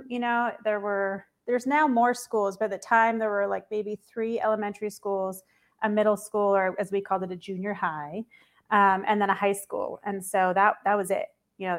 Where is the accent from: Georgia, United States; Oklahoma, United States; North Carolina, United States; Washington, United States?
Washington, United States; Eastern; moved away as an adult; also born or lived in Florida; now in New York, United States; I grew up in Washington State, but in Eastern Washington. People always think Seattle. Eastern Washington is more like Idaho, not at all like Seattle. Very conservative, sort of rural, farming a lot.